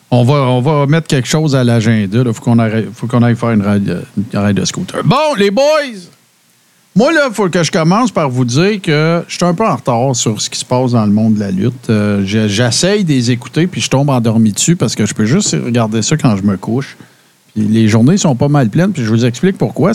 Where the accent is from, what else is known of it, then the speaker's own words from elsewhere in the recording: Témiscamingue, Quebec, Canada; moved away; je viens du Témiscamingue